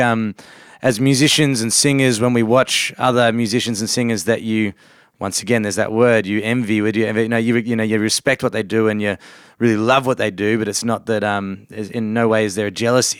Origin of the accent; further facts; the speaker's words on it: Victoria, Australia; we grew up in Australia, but, um, my parents are originally from England